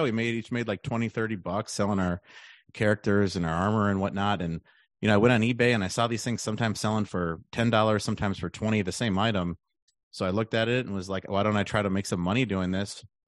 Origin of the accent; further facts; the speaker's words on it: Milwaukee, Wisconsin, United States; moved away as an adult; also born or lived in Austin, Texas; I'm from the Milwaukee area.